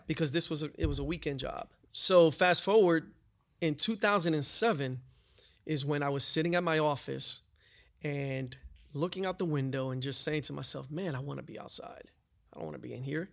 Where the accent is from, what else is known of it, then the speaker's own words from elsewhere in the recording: New York City, New York, United States; moved away as an adult; also born or lived in North Carolina; I grew up in New York. I grew up in the city, uh, in the Bronx